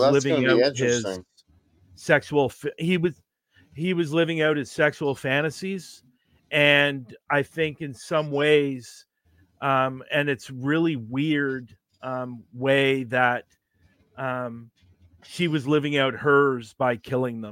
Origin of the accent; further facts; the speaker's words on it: Oakville, Ontario, Canada; when I was growing up in Oakville, as a child